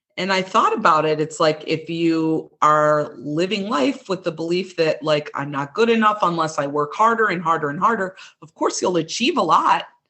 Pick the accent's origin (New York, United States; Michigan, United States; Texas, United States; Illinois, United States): Illinois, United States; Chicago; accent: Midwestern; I was born and raised in, in a suburb of Chicago, Illinois. You can kind of hear my Midwestern accent